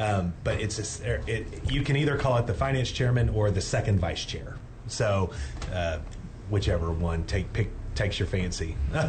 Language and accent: English; East Texas, United States; I'm from East Texas. It was great to be able to go back home